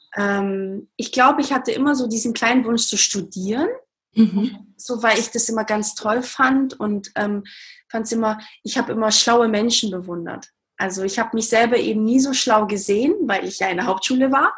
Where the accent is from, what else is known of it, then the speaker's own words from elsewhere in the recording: Baden-Württemberg, Germany; also born or lived in Portugal; ich bin ursprünglich aus Portugal und bin aber in, in Baden-Württemberg aufgewachsen